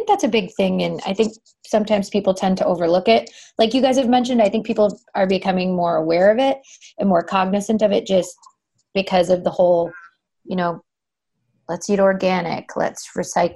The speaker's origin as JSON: {"language": "English", "town": "Minneapolis", "region": "Minnesota", "country": "United States", "said": "I'm from Minneapolis, Minnesota"}